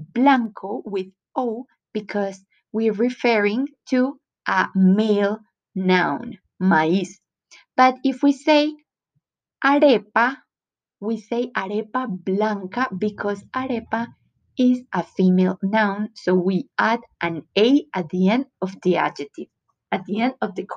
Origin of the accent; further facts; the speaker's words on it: Antioquia, Colombia; accent: paisa; English is a second language; I was raised in Antioquia, the department where Medellín is located